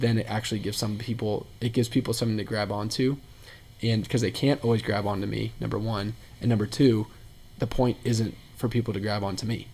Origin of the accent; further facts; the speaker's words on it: Indianapolis, Indiana, United States; moved away; also born or lived in Texas; I'm from Indianapolis, was in Texas for a while, moved back to Indianapolis in May of 2016